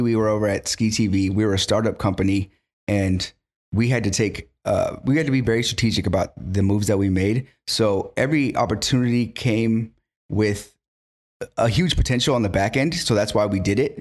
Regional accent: Carpinteria, California, United States; born and raised in Carpinteria

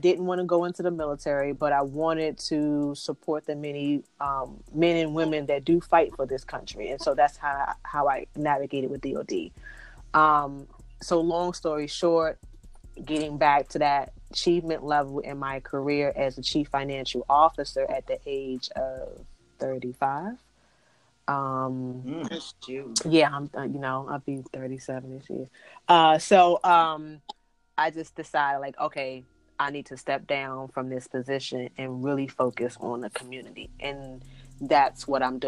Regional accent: Washington, District of Columbia, United States; I am from Washington, D.C.

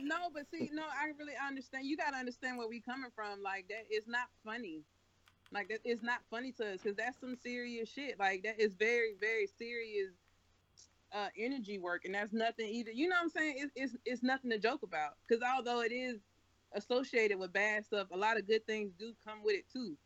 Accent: the South, United States; I was raised in the South completely.

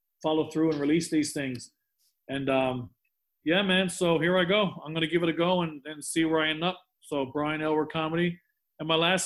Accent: Newfoundland and Labrador, Canada; moved away; I lived on an island in Newfoundland.

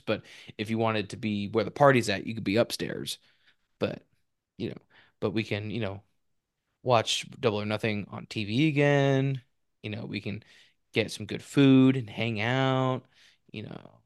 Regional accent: Spokane, Washington, United States; born or raised there; moved away; also born or lived in Fresno

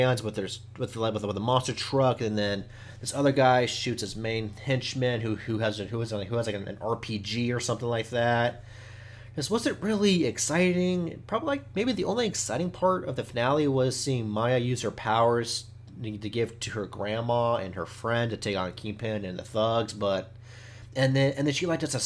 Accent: Oklahoma, United States; I'm from Oklahoma. I've learned about the Indian culture my whole entire life

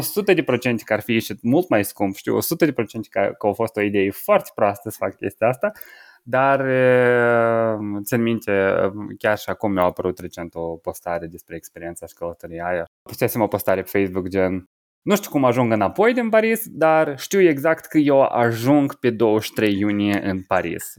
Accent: Moldova; moved away as an adult; also born or lived in Cluj, Romania; la 19 ani, m-am mutat din Republica Moldova, m-am mutat de la părinții mei de acasă

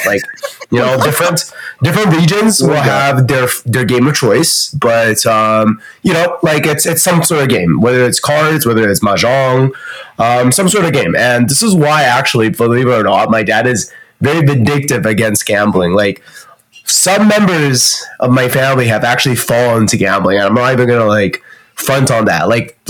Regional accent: China; born there; I was born in China. I have a Canadian citizenship.

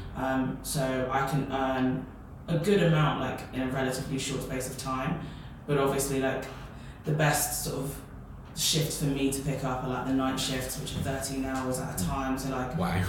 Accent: Peterborough, East of England, United Kingdom; moved away as an adult; now in Bristol, United Kingdom; my hometown is Peterborough, so I had to move from Peterborough to Bristol for uni

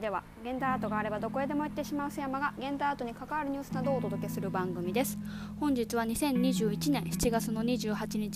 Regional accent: Imabari, Ehime, Japan; now in Saijo, Japan; えっと、今治市です

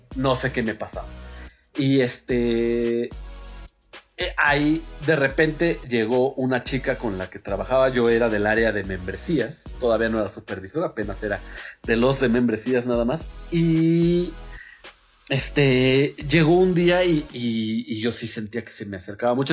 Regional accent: Naucalpan, State of Mexico, Mexico; No nos consideramos Estado de México. Somos como el Monterrey a la República, nosotros somos al Estado de México

